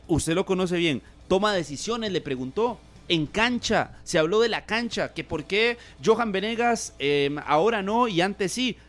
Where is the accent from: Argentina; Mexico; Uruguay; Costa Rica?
Costa Rica